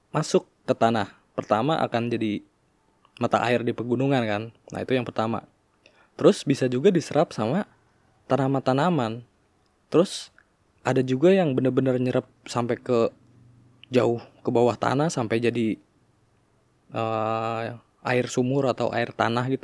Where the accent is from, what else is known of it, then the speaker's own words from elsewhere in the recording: Tangerang, Banten, Indonesia; di kota gue juga di Tangerang